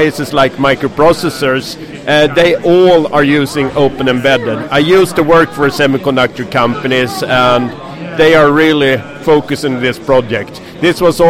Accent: Stockholm, Stockholm County, Sweden; I'm from Sweden, Stockholm

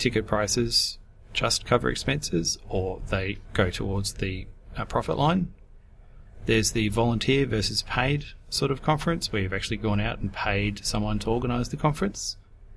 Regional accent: Brisbane, Queensland, Australia; I come from Brisbane, Queensland, Australia

